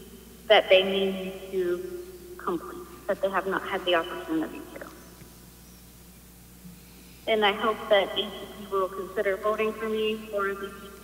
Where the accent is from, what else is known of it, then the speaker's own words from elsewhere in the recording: Medina, Ohio, United States; I'm from Medina, and I am a customer service representative.